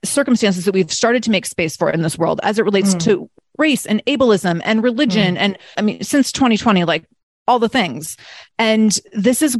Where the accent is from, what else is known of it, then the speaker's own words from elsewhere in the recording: Seattle, Washington, United States; I'm from Seattle